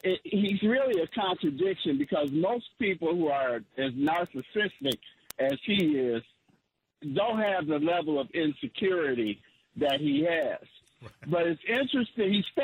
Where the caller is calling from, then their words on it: Detroit, Michigan, United States; I'm calling from Detroit.